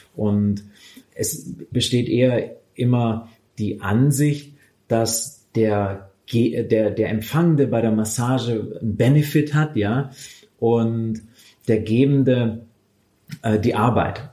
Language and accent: German; Swabia, Baden-Württemberg, Germany; also born or lived in Stuttgart; Ich komme aus dem Schwabenland